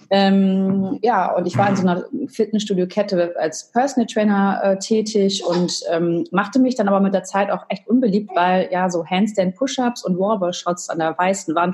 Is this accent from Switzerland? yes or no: no; United States; now in Germany; Also ich bin Amerikanerin, ich war öfter da, auch zwei Jahre mal zur Highschool